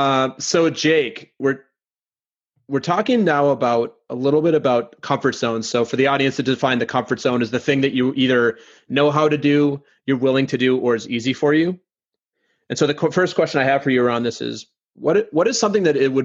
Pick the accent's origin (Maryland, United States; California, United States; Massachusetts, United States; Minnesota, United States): Minnesota, United States; now in Brooklyn, United States; I'm from Minnesota originally